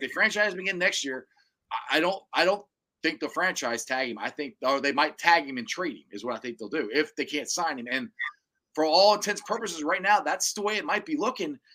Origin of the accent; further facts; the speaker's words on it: Cincinnati, Ohio, United States; I'm from Cincinnati. It's my team